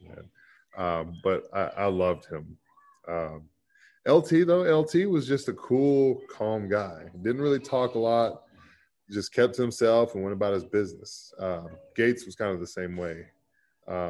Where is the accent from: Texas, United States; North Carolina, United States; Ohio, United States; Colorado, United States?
Texas, United States; born or raised there